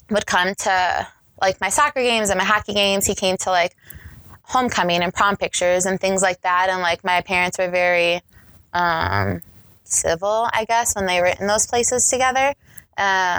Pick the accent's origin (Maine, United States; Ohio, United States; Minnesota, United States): Minnesota, United States; Eagan; also born or lived in Lakeville, Minnesota / Apple Valley, Minnesota; I grew up in Eagan, Napa Valley area. I went to Eastview High School